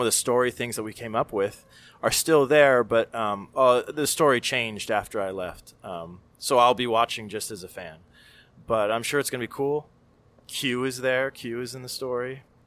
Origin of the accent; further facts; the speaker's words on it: Miami, Florida, United States; also born or lived in California; I'm from Miami